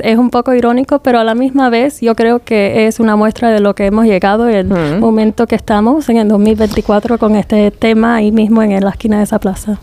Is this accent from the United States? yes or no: yes; United States; also born or lived in England; now in Spain; dos somos de los Estados Unidos